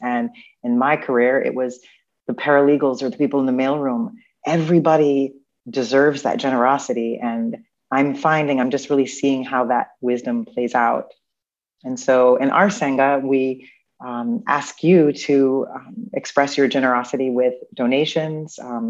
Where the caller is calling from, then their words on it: Chicago, Illinois, United States; I am Zooming in from Chicago, actually, where I used to live.